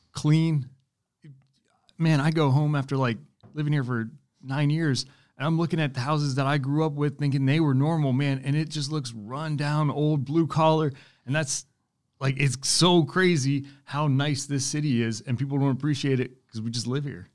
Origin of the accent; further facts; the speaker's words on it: Pennsylvania, United States; moved away as an adult; now in North Carolina, United States; I'm from Pennsylvania, but moved down here two thousand twelve